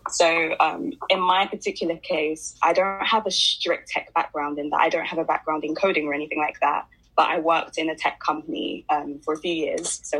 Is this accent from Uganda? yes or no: no; London, United Kingdom; So I, I grew up in West London. I was born and raised in West London.